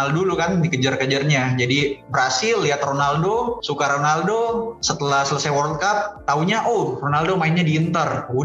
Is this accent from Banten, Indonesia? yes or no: no; Makassar, South Sulawesi, Indonesia; Saya lahir besarnya dari Makassar.